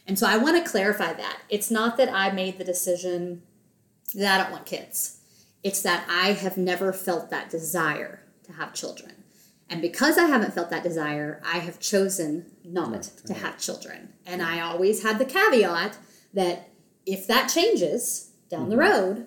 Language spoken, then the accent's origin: English; the South, United States; growing up in the South